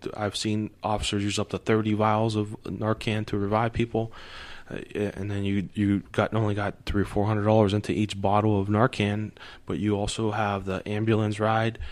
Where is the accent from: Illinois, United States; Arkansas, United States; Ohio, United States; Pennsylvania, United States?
Ohio, United States; Youngstown; also born or lived in Struthers, Ohio; I grew up in Youngstown.